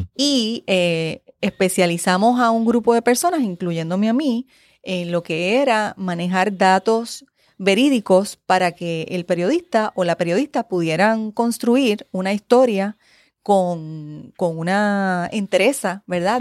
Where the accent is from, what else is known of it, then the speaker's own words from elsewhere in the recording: San Juan, Puerto Rico; also born or lived in Spain; soy de San Juan. Eh, de San Juan, de Río Piedras, San Juan, Puerto Rico